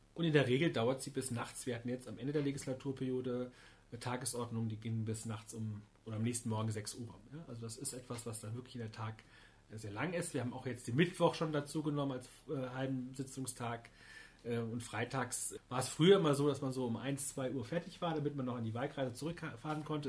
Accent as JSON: {"language": "German", "town": "Niestetal", "region": "Hesse", "country": "Germany", "said": "ich komme aus Niestetal"}